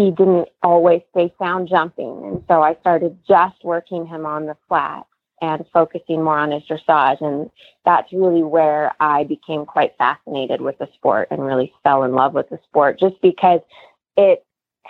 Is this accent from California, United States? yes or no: yes; Redlands, California, United States; Yes, born and raised in Redland. So I never left home.